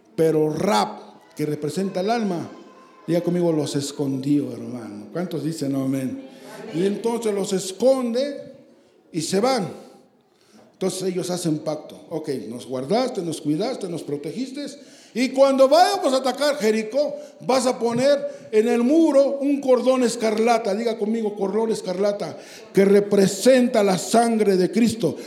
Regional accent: Santa Julia, Mexico; Yo soy de Santa Julia

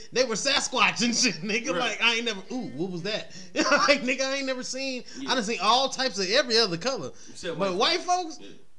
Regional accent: Detroit, Michigan, United States; moved away; I'm from Detroit, bitch.

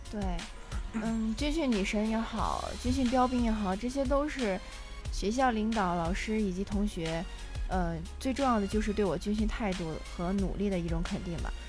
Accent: Tai'an, Shandong, China; moved away as an adult; now in Wuhan, China; 我的家乡在山东省泰安市泰山区

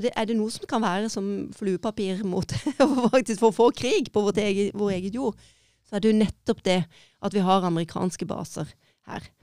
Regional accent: Egersund, Rogaland, Norway; also born or lived in Kristiansand; er født i Kristiansand og oppvokst i Egersund

